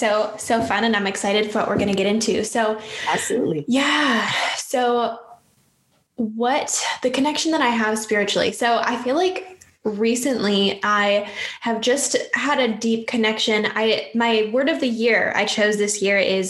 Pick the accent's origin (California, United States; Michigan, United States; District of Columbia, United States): Michigan, United States; Upper Peninsula of; I'm actually from the Upper Peninsula of Michigan. So not the mitten part, but the part above that. And I'm from the middle of nowhere, grew up in the woods